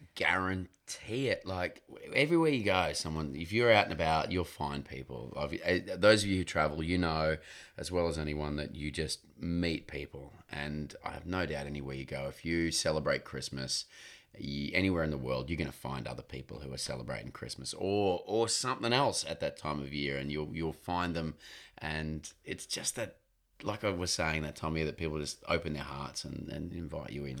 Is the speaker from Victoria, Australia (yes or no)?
no; Queensland, Australia; I grew up in Queensland, which is in northern Australia, so it's quite hot